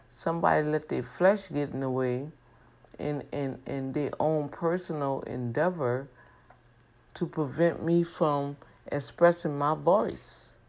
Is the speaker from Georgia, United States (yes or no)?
no; New Orleans, Louisiana, United States; now in Houston, United States; because I came from New Orleans, Louisiana, I could not really uh, represent the district. I've been in the district for almost seven, eight years.